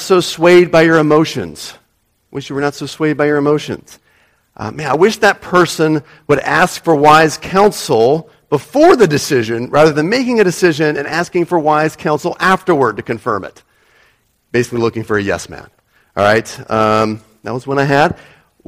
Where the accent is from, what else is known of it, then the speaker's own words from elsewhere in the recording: United States; moved away; people from my own nationality